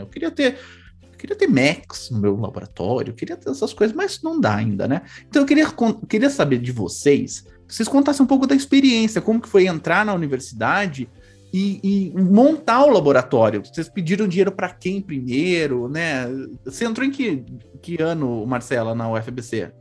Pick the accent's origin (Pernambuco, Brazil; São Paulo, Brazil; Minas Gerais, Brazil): São Paulo, Brazil; Sou do Carandiru. Eu cresci, me desenvolvi no Carandiru, não na penitenciária, no bairro